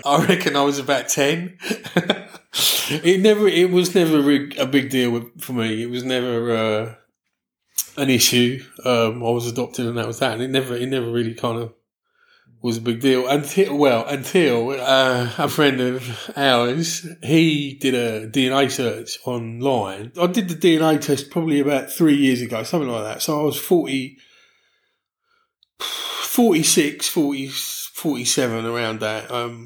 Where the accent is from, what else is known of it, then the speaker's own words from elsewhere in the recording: London, United Kingdom; also born or lived in California / Switzerland / Dallas; now in Brighton, United Kingdom; I grew up in London.